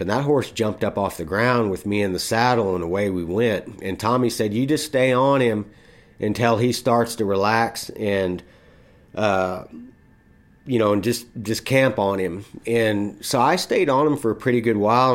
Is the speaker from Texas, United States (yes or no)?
yes; Texas, United States; I was from Texas